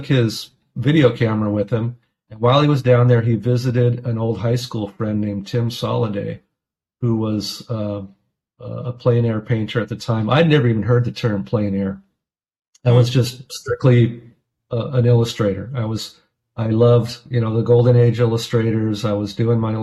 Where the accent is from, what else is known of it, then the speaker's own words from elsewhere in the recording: Southern California, United States; moved away as an adult; also born or lived in Orange County, California / Pasadena, California; now in Portland, United States; I grew up in Southern California, by the way. So I live outside of Portland, Oregon